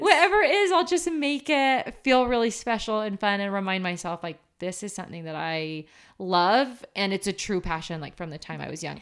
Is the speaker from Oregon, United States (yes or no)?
yes; Portland, Oregon, United States; now in Utah, United States; growing up in Portland, it doesn't snow that much.